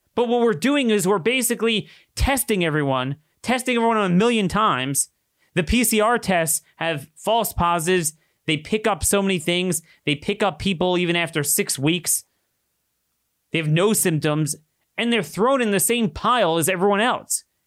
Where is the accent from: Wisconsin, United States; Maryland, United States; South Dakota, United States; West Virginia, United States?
Maryland, United States; my home state of Maryland